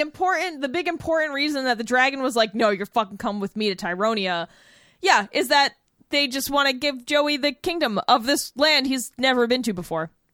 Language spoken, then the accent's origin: English; New Bedford, Massachusetts, United States; moved away; my hometown is New Bedford, Massachusetts